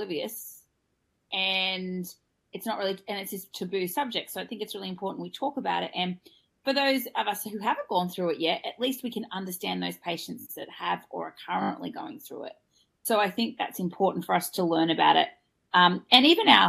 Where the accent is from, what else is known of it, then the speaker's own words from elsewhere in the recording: Australia; I'm your Australian host